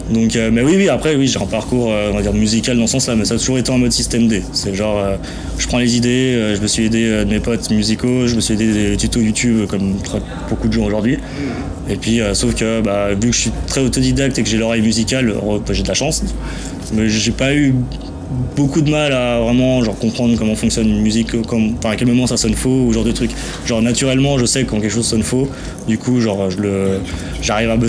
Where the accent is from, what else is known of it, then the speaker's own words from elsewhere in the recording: Geneva, Switzerland; born there; je suis espagnol de base, je suis né là, à Genève, mais je suis espagnol, je me suis jamais vraiment senti suisse